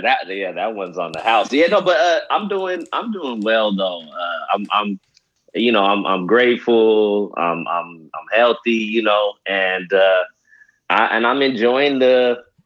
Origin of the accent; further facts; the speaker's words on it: California, United States; I'm from California and I've never lived in Michigan